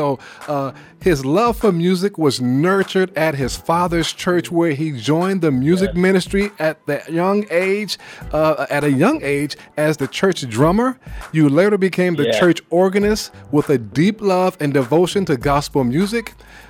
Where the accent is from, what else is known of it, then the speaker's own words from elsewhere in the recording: New York, United States; You're my neighbor because I'm from New York.